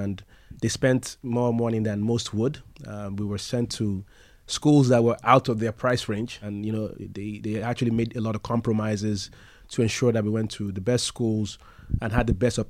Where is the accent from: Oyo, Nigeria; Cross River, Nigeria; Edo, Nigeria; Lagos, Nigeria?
Lagos, Nigeria; Yes, we're from Lagos, Nigeria.